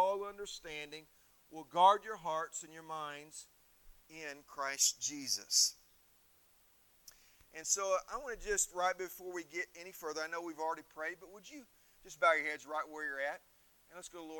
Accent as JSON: {"language": "English", "region": "Indiana", "country": "United States", "tie": "born or raised there", "also_born_or_lived": "Missouri", "moved": "as an adult", "lives_now": "Erie, United States", "said": "When I grew up in Indiana, we got some warm, humid weather"}